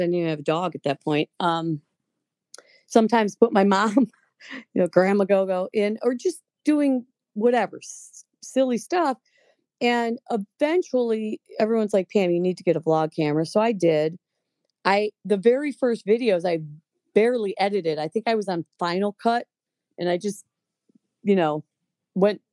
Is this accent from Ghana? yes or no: no; Lakewood, Ohio, United States; also born or lived in Westlake; grew up in lakewood